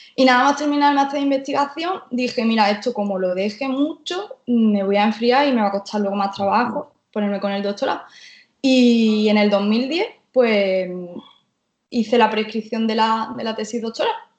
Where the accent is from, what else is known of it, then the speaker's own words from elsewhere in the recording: Jaén, Andalusia, Spain; moved away as an adult; now in Málaga, Spain; vivo actualmente en Málaga, pero soy de Jaén. Vivo aquí en Málaga de hace unos